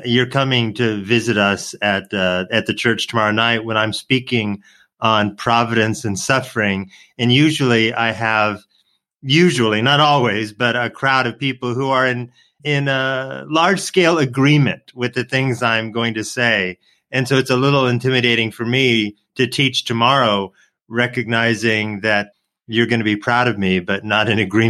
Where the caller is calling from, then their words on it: Atlanta, Georgia, United States; calling in from Atlanta